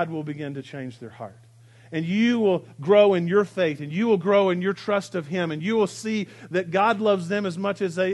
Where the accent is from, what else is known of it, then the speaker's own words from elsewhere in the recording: United States; also born or lived in Arkansas / Texas; I grew up in Arkansas and Texas, and in Arkansas and Texas we had this phrase that we would say, bless your heart